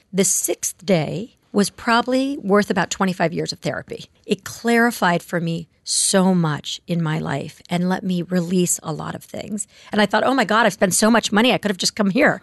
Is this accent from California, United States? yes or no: yes; Palos Verdes, California, United States; also born or lived in Ohio; I grew up in Palos Verdes, which is a suburb of Los Angeles.